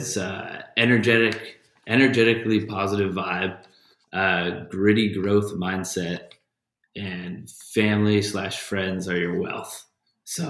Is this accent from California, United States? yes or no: yes; Santa Barbara, California, United States; I'm from Santa Barbara, California